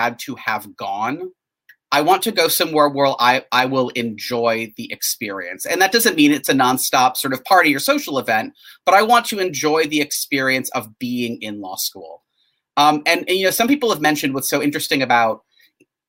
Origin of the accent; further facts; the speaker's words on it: northern Wisconsin, United States; moved away as an adult; also born or lived in St. Paul, Minnesota; now in Charlottesville, United States; I grew up in a small town in the Midwest in sort of northern Wisconsin